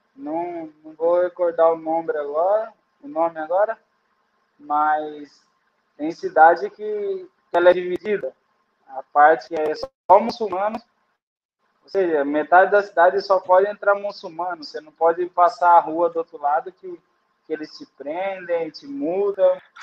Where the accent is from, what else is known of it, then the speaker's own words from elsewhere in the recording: Brazil; moved away as an adult; sou do Brasil